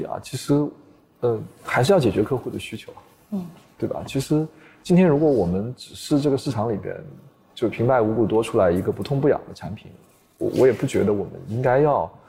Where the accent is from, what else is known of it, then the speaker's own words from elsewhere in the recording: China; 首先我是中国人嘛，对吧？